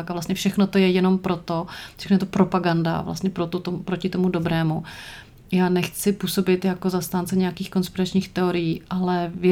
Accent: Czechia; now in Brussels, Belgium; Když se někde představíš jako … z České republiky, tak první otázka není, a jak vy to tam vedete, co to tam máte za problémy nebo úspěchy

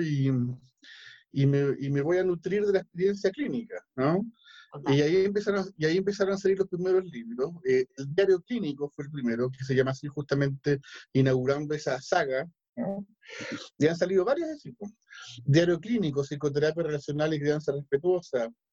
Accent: Chile; soy chileno

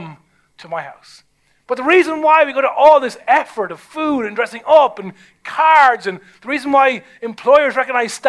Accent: Ireland; I'm Irish

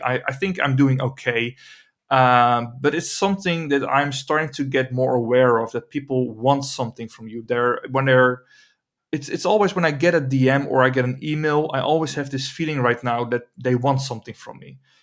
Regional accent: Emmeloord, Flevoland, Netherlands; I'm trying to build a studio here in my hometown of Emmeloord

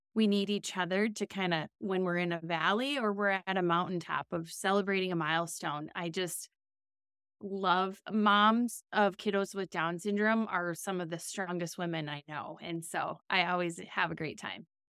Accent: Minnesota, United States; I'm born and raised in Minnesota

